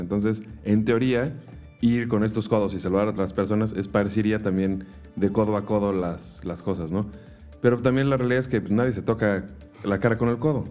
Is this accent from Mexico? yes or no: yes; Mexico; nosotros como mexicanos que estamos acostumbrados a una cultura